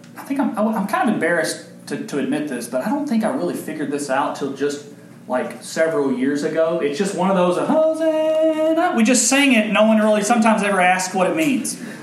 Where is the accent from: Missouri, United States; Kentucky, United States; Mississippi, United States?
Kentucky, United States; Owensboro; There's a local hero in my hometown. There's only like five people that are famous from Owensboro, Kentucky